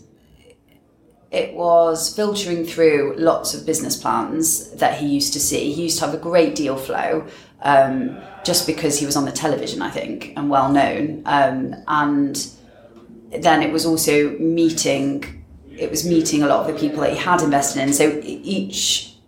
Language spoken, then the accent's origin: English; Manchester, North West England, United Kingdom; moved away; also born or lived in Oxford; I was born in Manchester, which I'm proud of. Still got a bit of a lilt